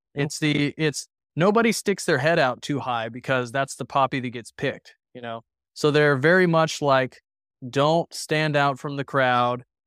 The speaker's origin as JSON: {"language": "English", "region": "Texas Panhandle", "country": "United States", "tie": "born or raised there", "said": "growing up in the Texas Panhandle"}